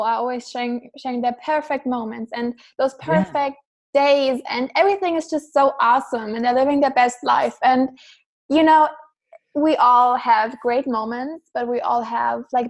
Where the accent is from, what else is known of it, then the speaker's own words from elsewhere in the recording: Germany; I'm from Germany